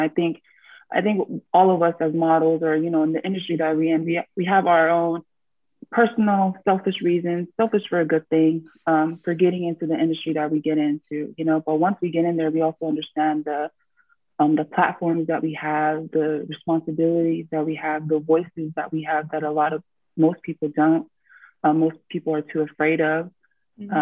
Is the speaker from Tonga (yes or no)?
yes; Tonga; I am from the South Pacific island of Tonga.